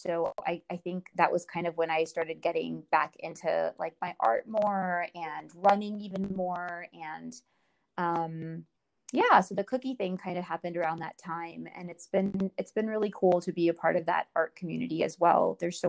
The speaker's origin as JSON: {"language": "English", "country": "India", "tie": "born there", "said": "So when I was born in India, my mom, she does not know what happened"}